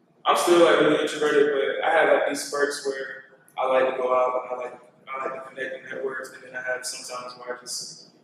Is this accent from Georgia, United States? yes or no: yes; Atlanta, Georgia, United States; born or raised there; also born or lived in Newburgh, New York